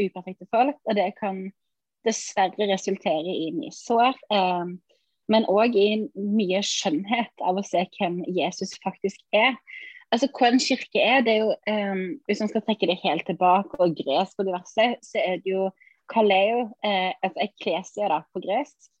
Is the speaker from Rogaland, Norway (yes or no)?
yes; Sauda, Rogaland, Norway; now in Ålesund, Norway; jeg er egentlig fra Sauda